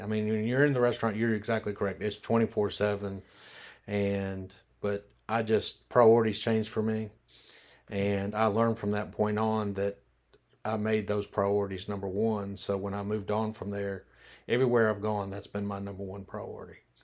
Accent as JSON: {"language": "English", "town": "Memphis", "region": "Tennessee", "country": "United States", "tie": "born or raised there", "said": "I'm born and raised in Memphis, Tennessee"}